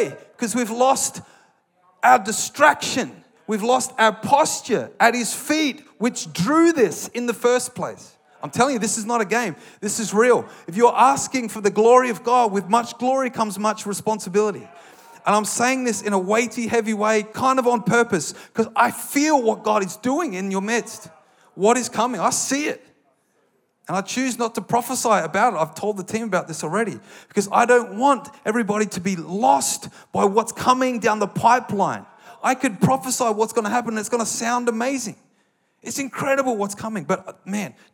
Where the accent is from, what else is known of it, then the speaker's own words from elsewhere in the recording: Australia; I'm an Australian